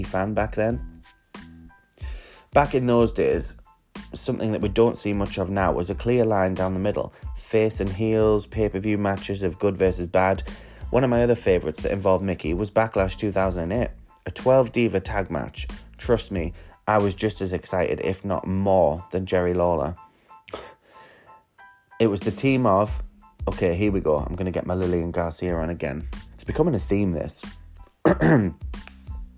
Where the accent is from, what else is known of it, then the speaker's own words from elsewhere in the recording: England, United Kingdom; London, England. My home country